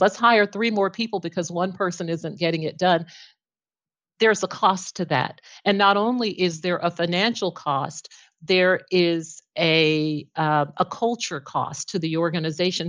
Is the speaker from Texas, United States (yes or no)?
yes; Texarkana, Texas, United States; now in Plano, United States; I started my local government journey, um, in my hometown of Texarkana back in nineteen eighty-eight